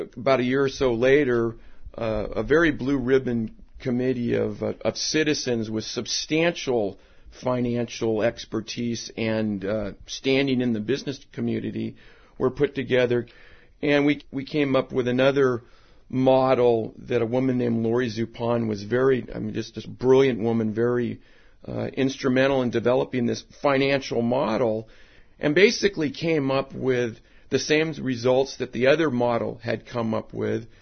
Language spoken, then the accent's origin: English; Alameda, California, United States; born and raised in Alameda